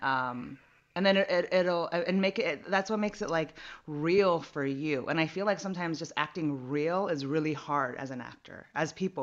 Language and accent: English; San Jose, California, United States; now in Los Angeles, United States; I'm from the Bay Area, San Jose area